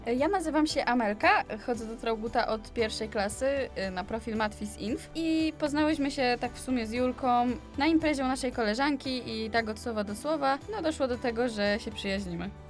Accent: Częstochowa, Silesian Voivodeship, Poland; my jesteśmy z Częstochowy

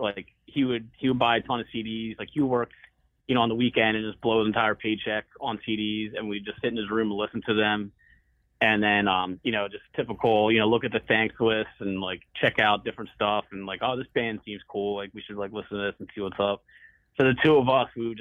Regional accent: Philadelphia suburbs, Pennsylvania, United States; also born or lived in Doylestown; now in Philadelphia, United States; I grew up in Northeast Philly until I was like 4, I guess. I was born and lived there for a while, and then I moved all around the burbs pretty much my whole life

